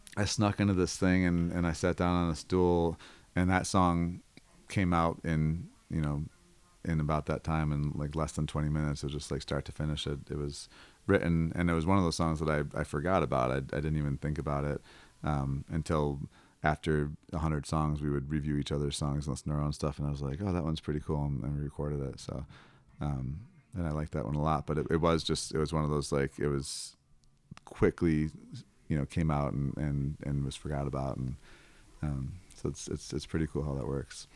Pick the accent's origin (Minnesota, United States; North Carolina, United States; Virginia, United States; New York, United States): New York, United States; Buffalo; also born or lived in Los Angeles, California; now in Senoia, United States; I'm originally from Buffalo, New York